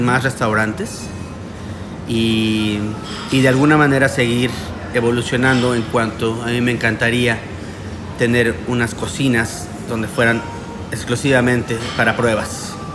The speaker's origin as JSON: {"language": "Spanish", "country": "Mexico", "tie": "born or raised there", "moved": "yes", "lives_now": "Miami, United States", "said": "Nosotros somos mexicanos, pero estamos viviendo en Miami"}